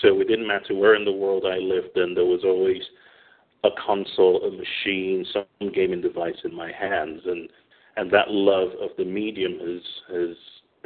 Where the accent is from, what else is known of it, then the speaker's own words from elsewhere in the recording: England, United Kingdom; moved away as an adult; also born or lived in Manchester / London; now in Stockholm, Sweden; I'm from the UK. I was born in England.